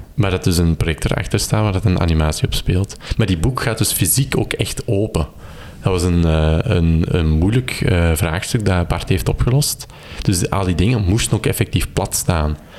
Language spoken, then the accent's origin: Dutch; Kempen, Flanders, Belgium; also born or lived in Turnhout; ik ben afkomstig uit de Kempen